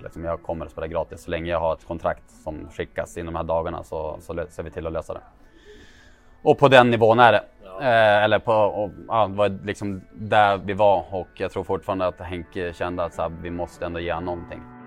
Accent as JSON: {"language": "Swedish", "country": "Sweden", "also_born_or_lived": "Belgium", "moved": "as an adult", "said": "jag kommer från Sverige"}